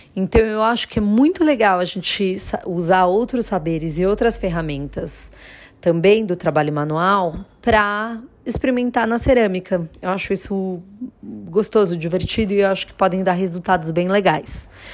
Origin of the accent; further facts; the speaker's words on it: Jundiaí, São Paulo, Brazil; eu sou de Jundiaí